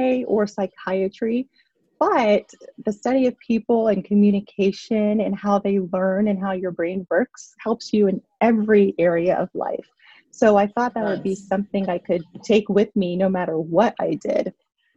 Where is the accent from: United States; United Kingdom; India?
United States; Pittsburgh, Pennsylvania; moved away as an adult; also born or lived in New York City; growing up in Pittsburgh